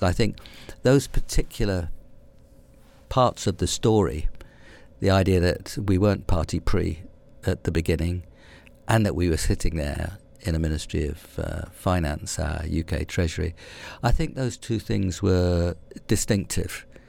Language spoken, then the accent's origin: English; London, United Kingdom; also born or lived in Hammersmith, London; I grew up in West London, uh, a bit of West London called Brentford, having been born about three miles further to the centre. uh, in a place called Hammersmith.